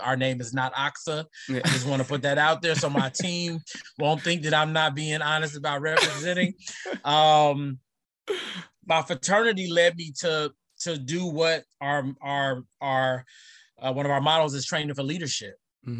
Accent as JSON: {"language": "English", "town": "San Francisco", "region": "California", "country": "United States", "tie": "born or raised there", "also_born_or_lived": "Oakland, California", "lives_now": "San Jose, United States", "said": "I was born in Oakland, California, but raised in San Francisco, California. So in my adolescence years, I grew up in San Francisco, went to public school there."}